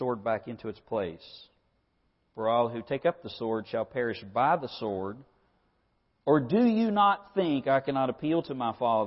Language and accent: English; United States; As an American